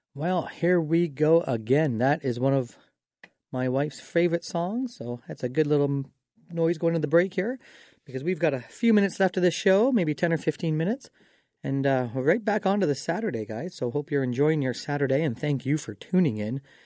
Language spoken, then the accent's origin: English; Dorchester, Ontario, Canada; now in London, Canada; I grew up in Dorchester